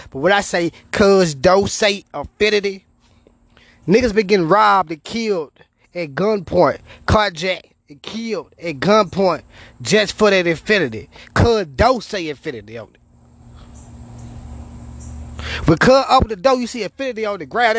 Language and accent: English; Memphis, Tennessee, United States; I'm from Memphis, man. We were raised differently